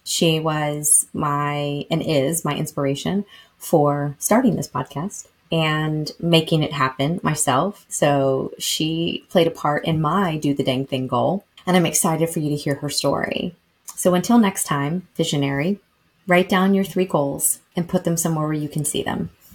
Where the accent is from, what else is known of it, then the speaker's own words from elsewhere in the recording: Lexington, Kentucky, United States; moved away; growing up in Lexington, Kentucky, shout out to my hometown and home state because I do no longer live there